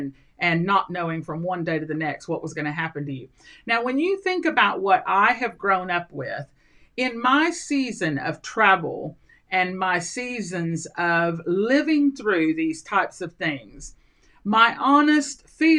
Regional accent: Colombia; also born or lived in Central America / Mexico; I grew up in Colombia, South America. And then I lived in just about every country in Central America. I've been in Venezuela, I've been in other South American countries, and I've lived in Mexico.

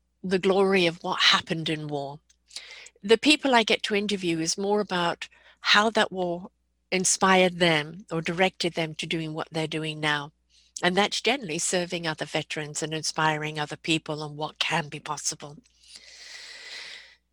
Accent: Canada; I'm a Canadian

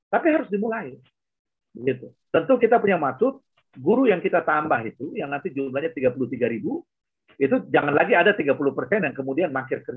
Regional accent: Enarotali, Central Papua, Indonesia; Saya besar di Anarotali

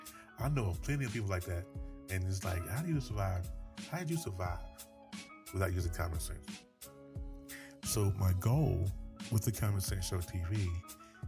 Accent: North Carolina, United States; I am from North Carolina

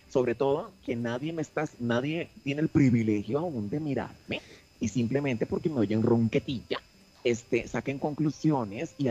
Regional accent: Nuevo León, Mexico; Ahora, en mi caso, que soy una regia, diva, divina, perra, empoderada

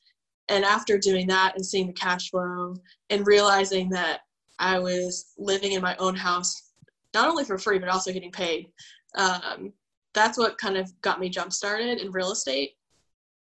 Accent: Cary, North Carolina, United States; I'm originally from Cary, so I grew up in Cary.

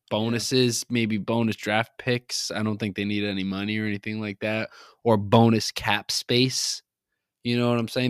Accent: New England, United States; we grew up in New England

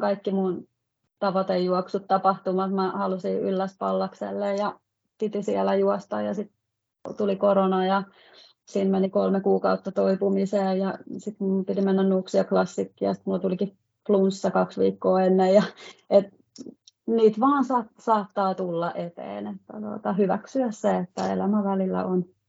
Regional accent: Valkeakoski, Pirkanmaa, Finland; now in Helsinki area, Finland; mun kotipaikka Valkeakoski, eli on sieltä kotoisin

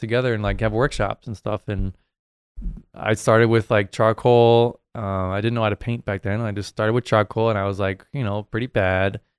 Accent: New Hampshire, United States; I grew up in New Hampshire, um, on the East Coast there

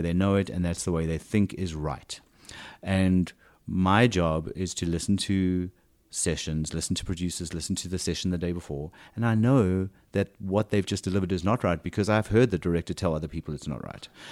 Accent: South Africa; accent: South African; moved away as an adult; now in United States; when I first got to this country w, with even a stronger South African accent than I still have

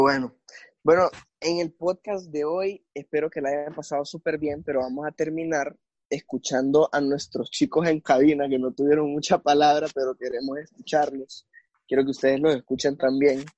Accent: Honduras; yo siendo un hondureño, yo la verdad es que quiero mucho mi país

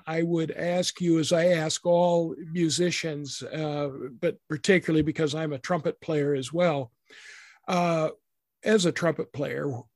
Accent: Idaho, United States; I grew up in Idaho

